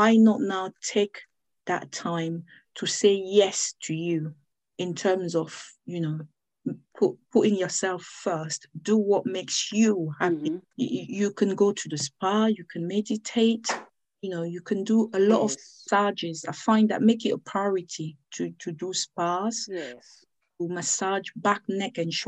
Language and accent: English; Cameroon; now in United Kingdom; I'm from Cameroon, but I live in the United Kingdom.